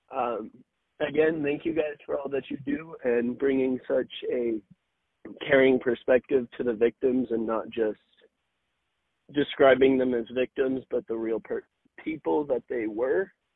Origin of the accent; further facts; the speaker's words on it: Southern California, United States; also born or lived in Lake Havasu City, Arizona; I'm from Southern California, U S.